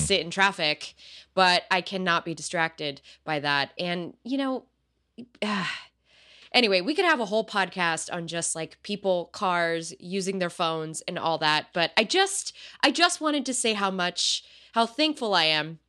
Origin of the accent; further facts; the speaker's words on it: United States; I was born here, so I'm American European